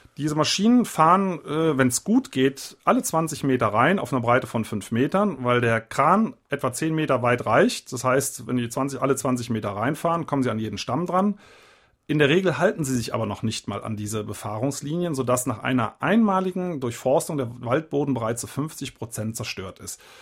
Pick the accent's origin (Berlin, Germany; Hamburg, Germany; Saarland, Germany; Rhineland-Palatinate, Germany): Rhineland-Palatinate, Germany; Eifel; ich komme ja aus der Eifel